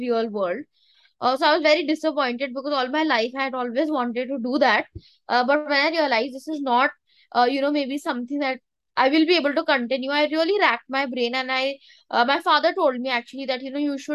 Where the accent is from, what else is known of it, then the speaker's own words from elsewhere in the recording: Dehradun, Uttarakhand, India; Dehradun in my hometown at my factory.